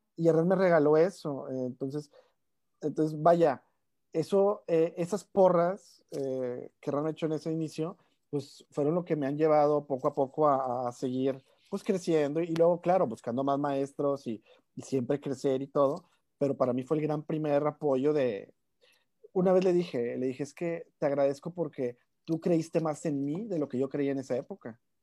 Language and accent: Spanish; Monterrey, Nuevo León, Mexico; somos eh, tres regios los que estamos escribiendo